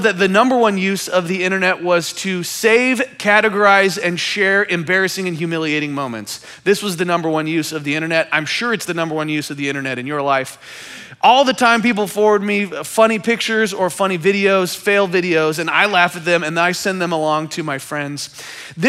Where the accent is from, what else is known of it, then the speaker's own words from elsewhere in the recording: Kansas City, Missouri, United States; I am from Kansas City